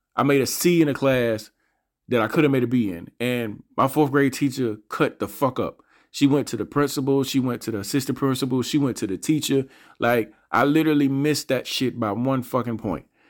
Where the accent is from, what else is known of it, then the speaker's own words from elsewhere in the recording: Montgomery, Alabama, United States; I'm from Montgomery, Alabama. I grew up in a part of Montgomery